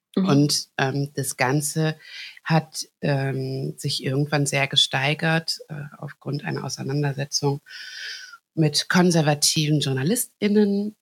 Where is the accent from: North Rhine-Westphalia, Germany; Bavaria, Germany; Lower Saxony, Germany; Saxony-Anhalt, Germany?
North Rhine-Westphalia, Germany; Hagen; ich bin in Hagen geboren